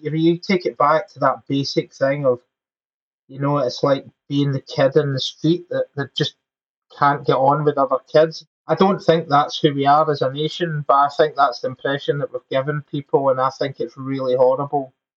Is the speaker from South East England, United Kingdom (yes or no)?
no; Glasgow, Scotland, United Kingdom; moved away as an adult; also born or lived in England; now in Scotland, United Kingdom; Glaswegians, which is my hometown.